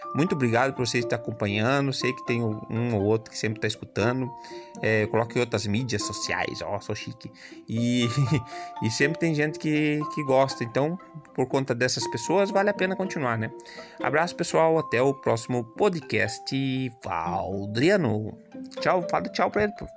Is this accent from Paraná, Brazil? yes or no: yes; Telêmaco Borba, Paraná, Brazil; eu nasci também aqui em Telêmaco